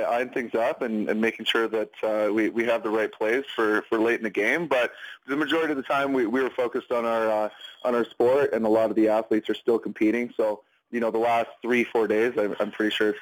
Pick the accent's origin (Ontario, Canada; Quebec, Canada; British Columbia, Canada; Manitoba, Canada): British Columbia, Canada; Comox Valley, Vancouver Island; I hail from Comox Valley, Vancouver Island